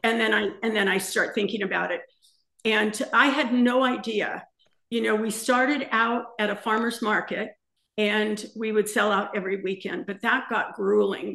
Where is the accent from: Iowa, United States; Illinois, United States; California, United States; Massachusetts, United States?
California, United States; La Puente; moved away as an adult; also born or lived in Montebello, California / Santa Cruz Mountains, California; now in Palm Springs, United States; we left La Puente in uh, the San Gabriel Valley when we were 19. Um, I was born in Montebello.